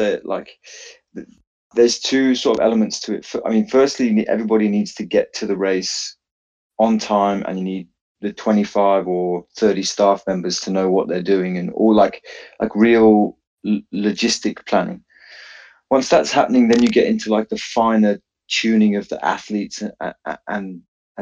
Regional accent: Penzance, South West England, United Kingdom; I'm from Penzance in Cornwall

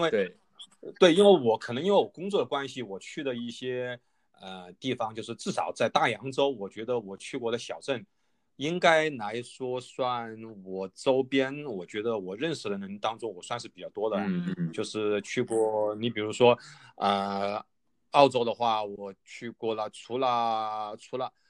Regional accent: Wuhan, Hubei, China; 我是在武汉土生土长的嘛

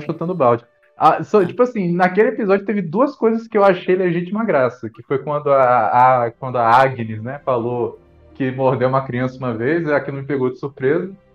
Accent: Brazil; a gente cresceu vendo séries assim, aqui no Brasil

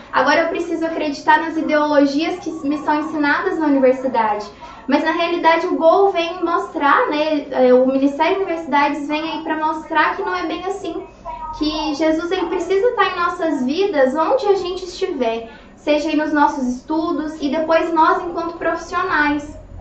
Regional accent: Araxá, Minas Gerais, Brazil; moved away as an adult; now in Sinop, Brazil; eu sou de Minas Gerais. A minha cidade é Araxá. E aí eu vim para Sinop no ano de 2015

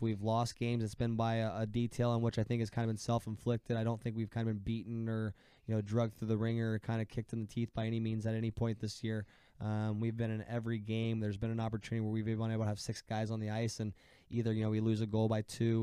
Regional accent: Ohio, United States; I watch a lot of Columbus Blue Jackets hockey because I'm from Ohio

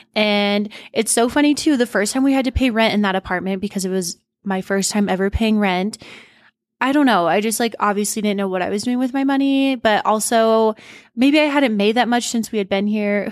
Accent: Montana, United States; moved away as an adult; now in Denver, United States; we were born and raised in Montana, but we moved here a month before s Steen's twenty-first birthday. I was already twenty-one

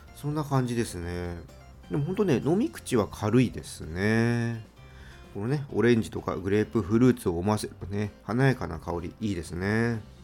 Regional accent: Tokyo, Japan; 私はねもう東京生まれの東京育ちなので

